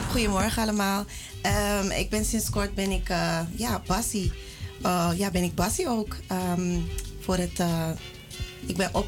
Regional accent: Netherlands; ik ben van Sarmakaanse afkomst. Uh, geboren en getogen in Nederland.

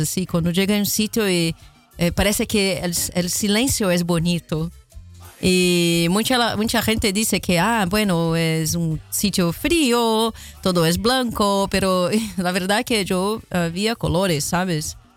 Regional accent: Rio de Janeiro, Brazil; Spanish is a second language; moved away; Río de Janeiro, como soy, de donde soy originalmente

